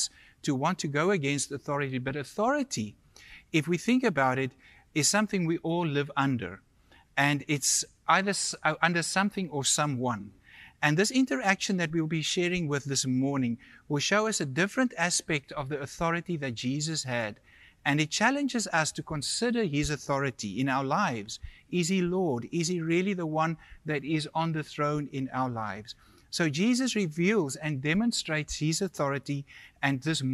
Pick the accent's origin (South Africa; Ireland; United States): South Africa; moved away as an adult; also born or lived in India; now in Canada; originally where we are from South Africa